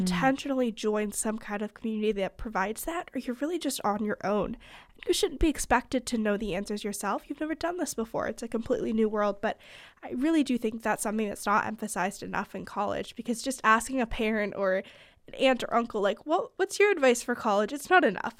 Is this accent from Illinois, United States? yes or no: no; California, United States; moved away as an adult; now in Pennsylvania, United States; I'm from California, but I go to school in Pennsylvania